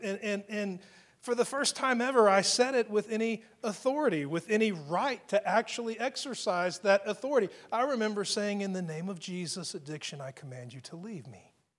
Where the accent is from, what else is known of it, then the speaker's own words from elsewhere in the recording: United States; as an American